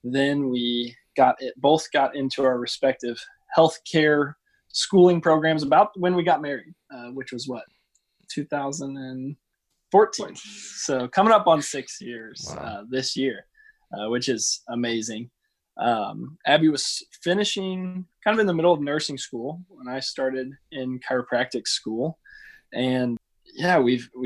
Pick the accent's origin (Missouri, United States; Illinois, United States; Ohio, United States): Missouri, United States; Cuba; I grew up in Cuba, Missouri